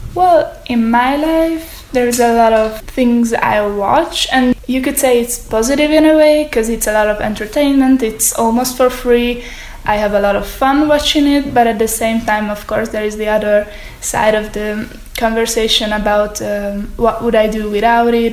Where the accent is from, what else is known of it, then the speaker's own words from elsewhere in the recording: Hungary; I'm from Hungary